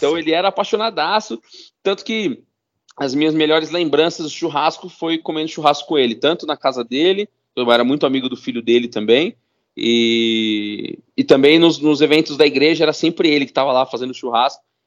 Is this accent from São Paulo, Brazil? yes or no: yes; São Paulo, Brazil; Eu sou, sou nascido e criado na Zona Norte de São Paulo